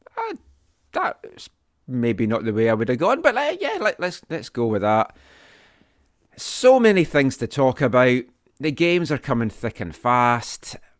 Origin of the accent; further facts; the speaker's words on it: Scotland, United Kingdom; accent: Scottish; moved away; my Scottish accent